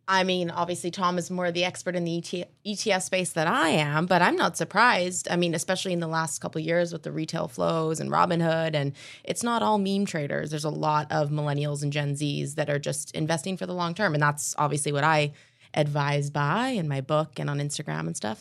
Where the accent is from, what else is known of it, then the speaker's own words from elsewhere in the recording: Canada; also born or lived in West Coast; now in New York, United States; I'm Canadian